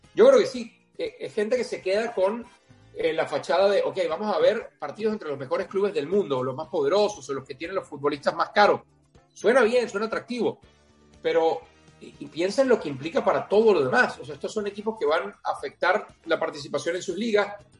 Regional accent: Venezuela; cuando yo crecí como, un niño en Venezuela

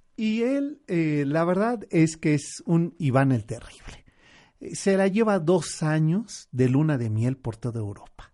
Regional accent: Mexico

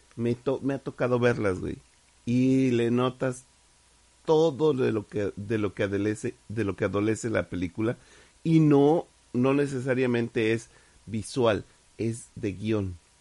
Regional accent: Mexico; somos mexicanos

